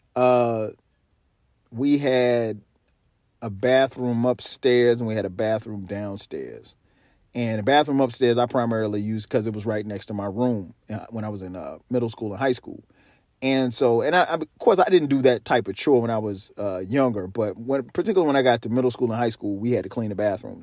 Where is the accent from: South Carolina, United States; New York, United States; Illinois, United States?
South Carolina, United States; moved away; I grew up in South Carolina, so our falls are beautiful